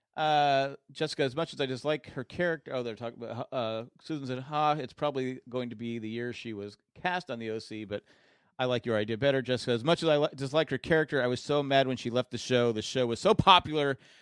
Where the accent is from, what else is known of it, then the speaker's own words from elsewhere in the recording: United States; as an American